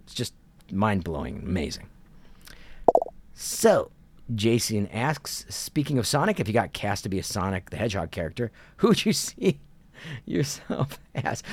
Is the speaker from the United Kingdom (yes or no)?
no; Kent, Ohio, United States; moved away as an adult; also born or lived in New York City / Los Angeles; I grew up in Kent, Ohio